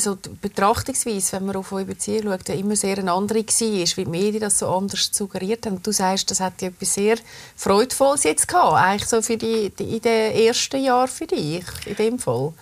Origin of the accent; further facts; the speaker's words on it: Switzerland; bei uns in der Schweiz